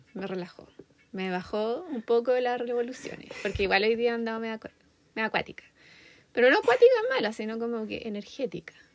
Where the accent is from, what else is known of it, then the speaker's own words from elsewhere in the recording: Chile; moved away as an adult; also born or lived in Australia; now in United States; yo, soy de Chile